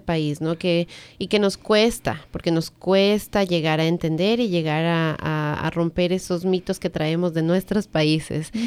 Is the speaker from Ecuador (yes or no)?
yes; Ecuador; now in United States; en el Ecuador, por ejemplo, que es de donde yo soy